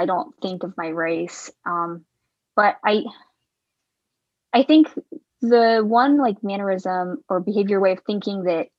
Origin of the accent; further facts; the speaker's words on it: the South, United States; also born or lived in Anhui, China; I was raised in the South